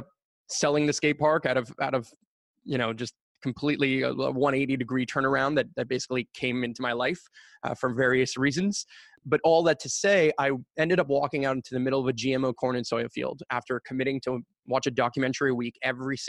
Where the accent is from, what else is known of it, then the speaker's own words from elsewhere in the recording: Montreal, Quebec, Canada; I currently still live and grew up and born and raised in Montreal and proud of it